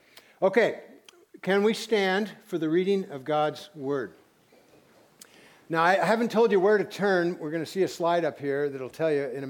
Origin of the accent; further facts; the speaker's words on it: Santa Barbara, California, United States; I'm from Santa Barbara.